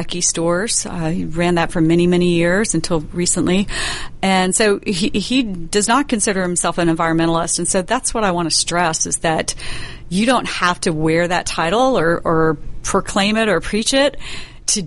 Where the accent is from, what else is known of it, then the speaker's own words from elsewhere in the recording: Middle and South Georgia, United States; We're from Middle and South Georgia